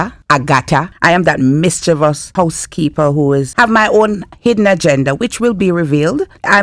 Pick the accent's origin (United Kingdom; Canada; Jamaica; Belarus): Jamaica; Being Jamaican, it's sort of bring you back to your roots.